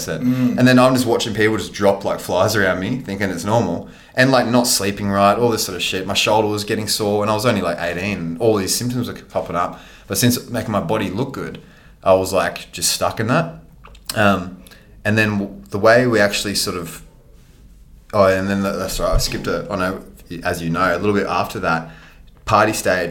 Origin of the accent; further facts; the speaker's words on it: Sunshine Coast, Queensland, Australia; also born or lived in Nambour; I grew up in Matala, grew up on the sunny coast, born in Nambour, actually, where we are right now.